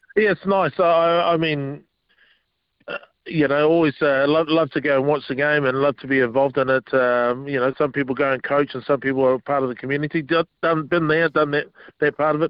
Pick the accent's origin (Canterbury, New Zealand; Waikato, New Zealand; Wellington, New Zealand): Wellington, New Zealand; moved away; also born or lived in Auckland; my hometown in Wellington